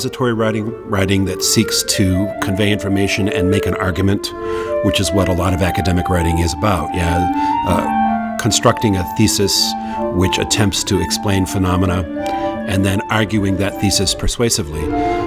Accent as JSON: {"language": "English", "town": "Marblehead", "region": "Massachusetts", "country": "United States", "tie": "born or raised there", "said": "I grew up on the North Shore of Massachusetts, mm-hmm. a town called Marblehead, Massachusetts"}